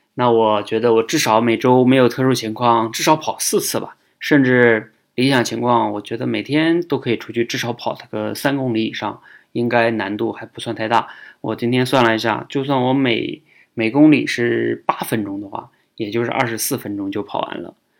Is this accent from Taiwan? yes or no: no; China; 我们中国人